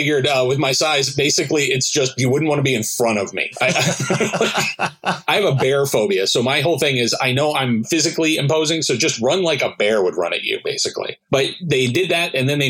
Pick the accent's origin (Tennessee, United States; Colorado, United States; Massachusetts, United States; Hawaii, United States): Tennessee, United States; I grew up in Tennessee and rural.